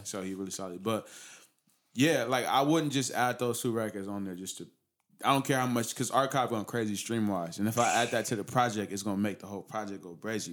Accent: Pomona, California, United States; I grew up in that area

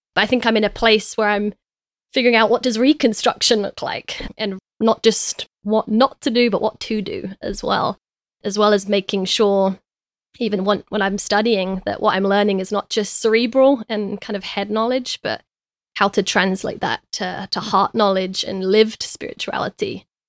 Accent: London, United Kingdom; I was raised in East London

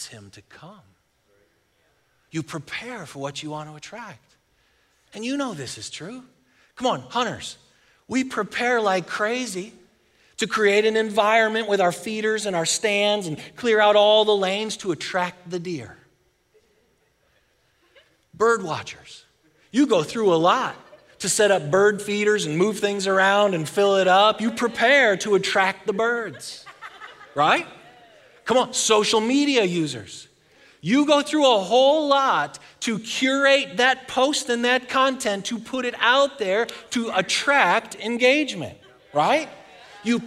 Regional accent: Buffalo, New York, United States; moved away as an adult; now in Texas, United States; I'm from Buffalo, and we've lived here in Texas for 15 years.

